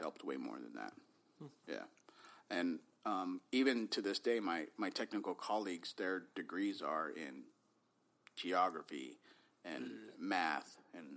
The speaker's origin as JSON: {"language": "English", "area": "Bay Area", "region": "California", "country": "United States", "tie": "born or raised there", "said": "we were growing up in the Bay Area in the 80s"}